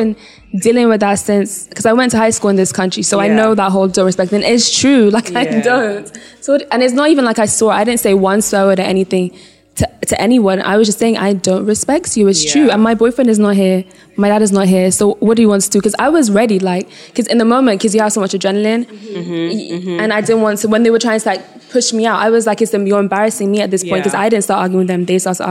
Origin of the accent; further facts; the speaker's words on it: Ghana; moved away; also born or lived in United States; I'm not from the States. I'm from Ghana, I'm not from the States